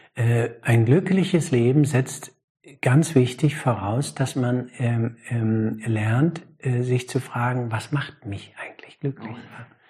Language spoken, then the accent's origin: German; Germany; Als Deutscher